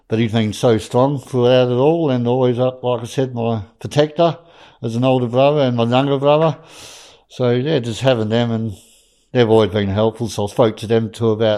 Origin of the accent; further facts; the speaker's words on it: Harvey, Western Australia, Australia; my hometown of Harvey